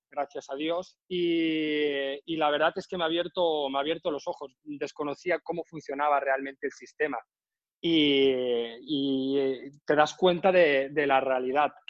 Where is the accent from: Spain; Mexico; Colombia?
Spain; Balearic Islands; now in Ibiza, Spain; vivo en Ibiza. Soy menorquín y llevo aquí trabajando cuatro años.